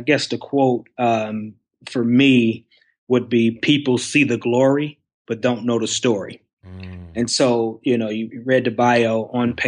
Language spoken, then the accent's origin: English; Detroit, Michigan, United States; moved away as an adult; also born or lived in Cleveland, Mississippi; now in Missouri, United States; I'm born and raised in Detroit, Michigan